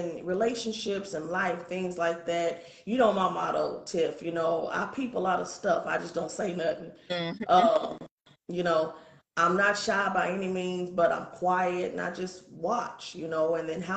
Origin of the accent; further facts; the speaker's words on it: Muskogee, Oklahoma, United States; I'm from Oklahoma. I'm an …